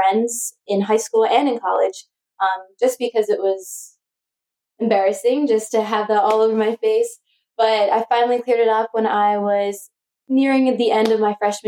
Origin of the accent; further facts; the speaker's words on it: Pennsylvania, United States; I was born in Pennsylvania.